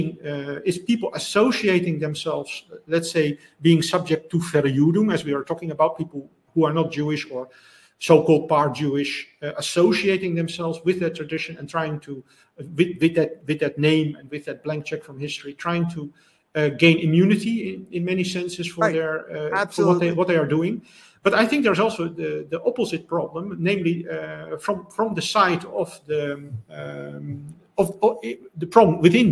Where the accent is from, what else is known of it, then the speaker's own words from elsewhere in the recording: Netherlands; I'm coming from the Netherlands